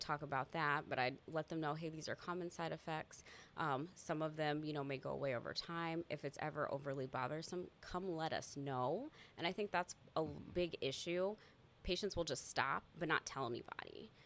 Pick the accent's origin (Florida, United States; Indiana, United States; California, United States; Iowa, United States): Iowa, United States; Des Moines; I'm from Des Moines and I've grown up here, born and raised.